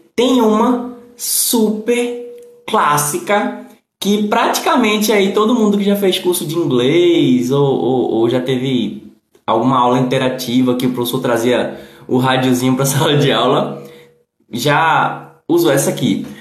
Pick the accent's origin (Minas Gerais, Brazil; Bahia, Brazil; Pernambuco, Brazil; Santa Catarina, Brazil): Pernambuco, Brazil; Recife; Não, não sou de Portugal. Eu sou do Recife, Pernambuco